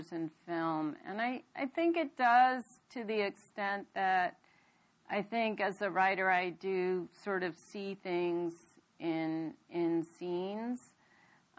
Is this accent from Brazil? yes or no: no; United States; also born or lived in India; I'm born in India, but I came here when I was a very young girl, 4 years old, and I grew up here